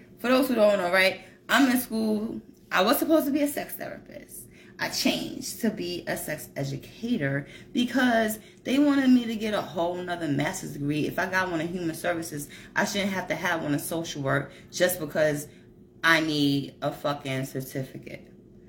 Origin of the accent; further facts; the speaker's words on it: Colombia; I'm from Colombia.